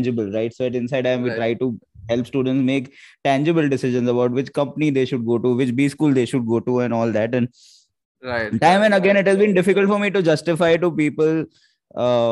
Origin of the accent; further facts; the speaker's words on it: Mumbai, Maharashtra, India; I grew up in the Matunga area of Bombay